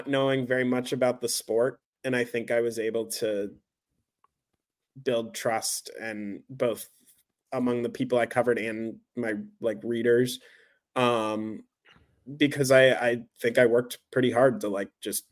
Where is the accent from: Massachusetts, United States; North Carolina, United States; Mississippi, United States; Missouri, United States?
Missouri, United States; St. Louis; now in New York, United States; that was my hometown too